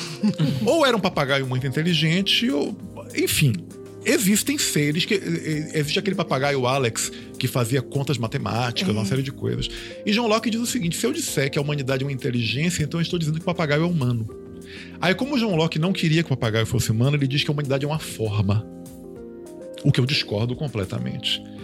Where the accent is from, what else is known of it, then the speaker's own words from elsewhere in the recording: Bahia, Brazil; Eu, eu sou baiano, mas eu, eu sou de uma família italiana